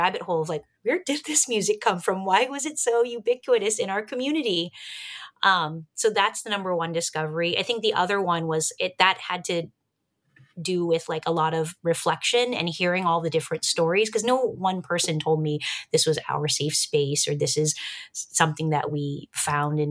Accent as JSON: {"language": "English", "area": "San Gabriel Valley", "region": "California", "country": "United States", "tie": "born or raised there", "said": "I grew up in the San Gabriel Valley"}